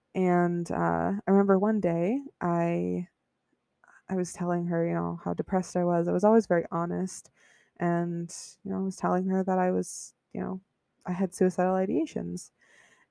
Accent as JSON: {"language": "English", "town": "Buffalo", "region": "New York", "country": "United States", "tie": "born or raised there", "said": "I grew up in Buffalo, New York. It's like upstate New York near Niagara Falls"}